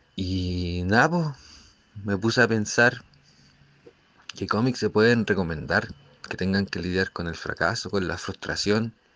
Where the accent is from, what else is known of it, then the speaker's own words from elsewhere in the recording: Chile; aquí en, en mi país, pues en esta sociedad, en Chile